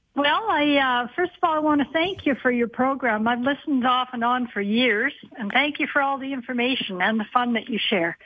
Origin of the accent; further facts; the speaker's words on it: Calgary, Alberta, Canada; I'm from Calgary.